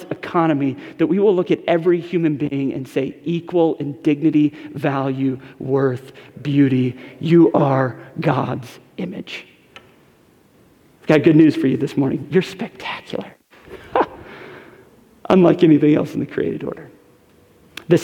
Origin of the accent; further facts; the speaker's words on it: Westport, Connecticut, United States; the house I grew up in Westport, Connecticut